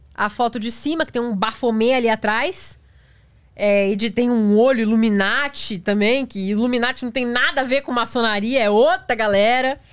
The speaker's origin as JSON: {"language": "Portuguese", "town": "Praia Grande", "region": "São Paulo", "country": "Brazil", "said": "eu sou da Praia Grande, ali do lado"}